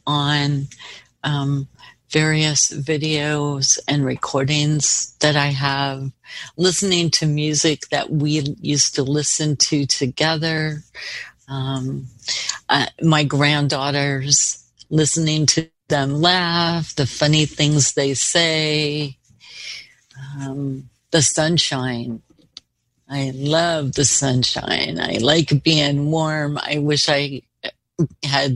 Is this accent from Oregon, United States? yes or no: yes; Portland, Oregon, United States; also born or lived in Gresham, Oregon; I am from Portland. I grew up here in the Park Rose area